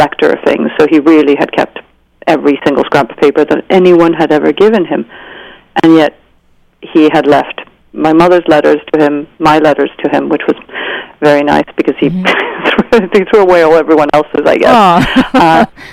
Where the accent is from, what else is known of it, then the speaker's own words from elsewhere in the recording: Venezuela; I grew up in Venezuela.